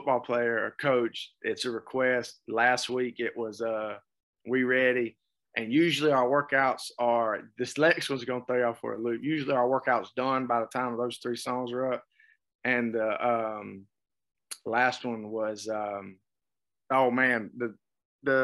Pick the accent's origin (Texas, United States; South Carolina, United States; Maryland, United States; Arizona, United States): South Carolina, United States; Whitmire; now in Newberry, United States; I'm from Whitmire